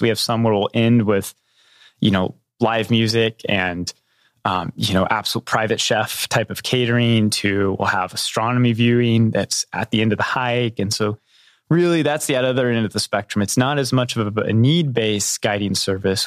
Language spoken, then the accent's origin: English; southwest Missouri, United States; I grew up in a little tiny town just, uh, just north of the border in Missouri, in southwest Missouri